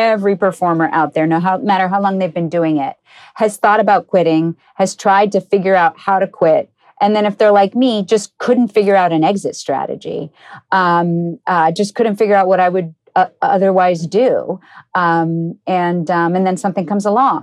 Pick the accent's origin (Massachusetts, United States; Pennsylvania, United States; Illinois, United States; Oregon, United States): Massachusetts, United States; Cambridge; I grew up in Cambridge, Massachusetts.